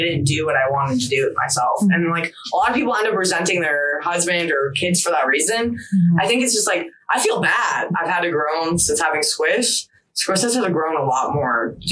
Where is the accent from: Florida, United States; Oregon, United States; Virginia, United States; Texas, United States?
Florida, United States; also born or lived in New Jersey; My parents moved me to Florida at 3 months old. I'm from Jersey.